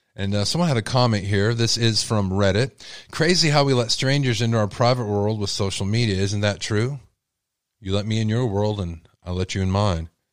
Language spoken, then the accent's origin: English; Texas, United States; I'm from Texas, y'all, and I have an accent sometimes